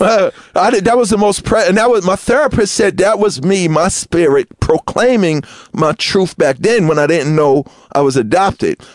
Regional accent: New York City, New York, United States; I grew up in Queens

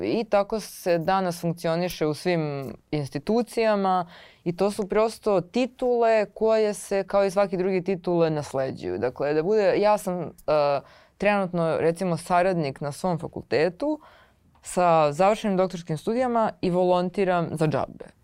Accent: Belgrade, Serbia; ja sam iz Beograda, na, ce, na Cereku sam odrasla, iz tog sam kraja, sad živim u, u Kumodražu

